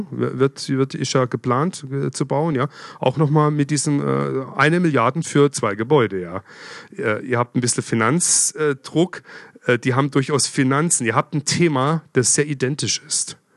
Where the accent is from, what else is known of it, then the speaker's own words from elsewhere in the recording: Freiburg, Baden-Württemberg, Germany; Ja, ich komme ja aus Freiburg, bin öfters durch Basel durchgefahren früher.